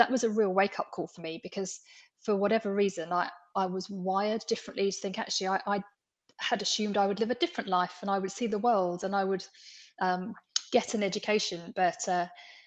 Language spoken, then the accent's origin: English; London, United Kingdom; I was born in the East End of London, into a very working class background. I lived on a council estate. I went to a comprehensive school.